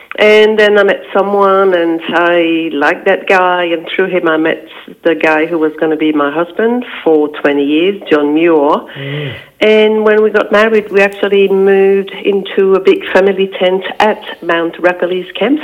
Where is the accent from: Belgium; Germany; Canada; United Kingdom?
Belgium; first language French; English is a second language; moved away as an adult; now in Australia; Belgium, yes. Yeah. And my first language is French, which is why I've got a funny accent.